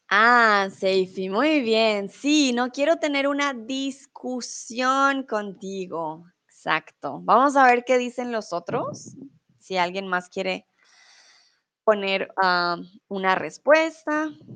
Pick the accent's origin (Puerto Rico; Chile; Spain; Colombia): Colombia; also born or lived in Mexico; now in Germany